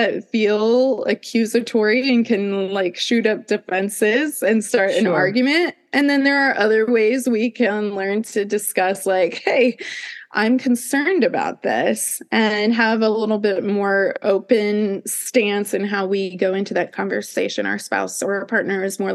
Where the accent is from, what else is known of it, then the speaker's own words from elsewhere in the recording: Midwest, United States; I grew up in the Midwest where it was like Bible Belt